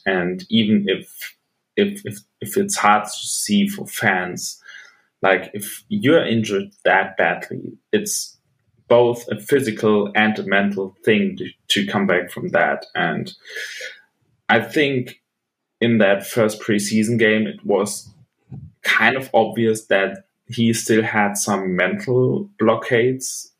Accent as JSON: {"language": "English", "town": "Bochum", "region": "North Rhine-Westphalia", "country": "Germany", "tie": "born or raised there", "said": "a German football jersey uh, from my hometown team, the team I play for"}